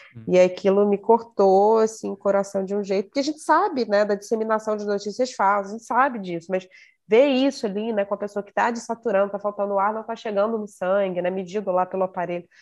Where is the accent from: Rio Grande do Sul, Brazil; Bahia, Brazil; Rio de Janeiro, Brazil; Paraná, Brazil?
Rio de Janeiro, Brazil; Eu sou, sou da Zona Norte do Rio de Janeiro, mas Nunca morei numa favela